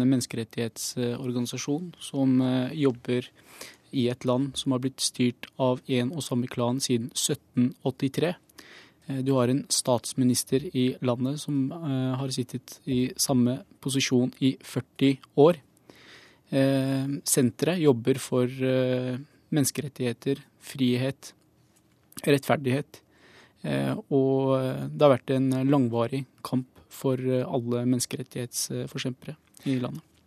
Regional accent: Bahrain; now in Norway; jeg kommer opprinnelig fra Bahrain

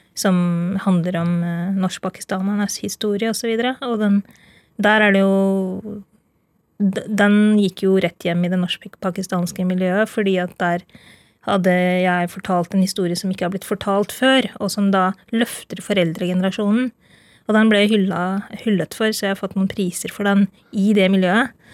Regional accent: Norway; Jeg er født og oppvokst i Norge

